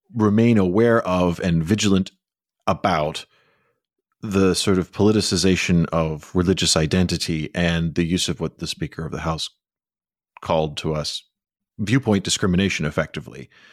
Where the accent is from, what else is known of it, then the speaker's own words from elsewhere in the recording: Chicago, Illinois, United States; When I was growing up in Chicago, where it was often cold